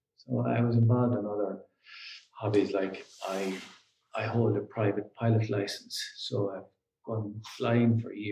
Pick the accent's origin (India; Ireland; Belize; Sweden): Ireland; Roscommon, Connacht; moved away as an adult; also born or lived in Dublin; now in Galway, Ireland; I'm originally from Kasserine in Roscommon